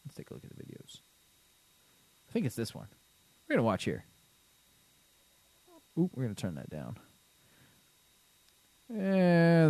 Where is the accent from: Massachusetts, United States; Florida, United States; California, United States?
Florida, United States; we're from Florida